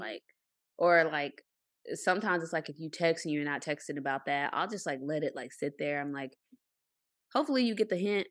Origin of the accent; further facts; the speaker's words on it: Arkansas, United States; moved away; I'm from Arkansas.